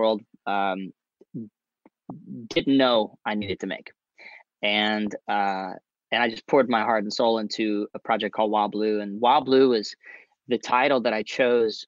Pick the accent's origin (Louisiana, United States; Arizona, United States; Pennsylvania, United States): Louisiana, United States; My home state of Louisiana